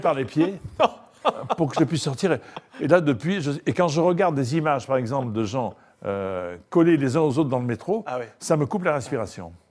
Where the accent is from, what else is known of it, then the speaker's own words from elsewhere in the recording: Marseille, Provence-Alpes-Côte d'Azur, France; je suis Marseillais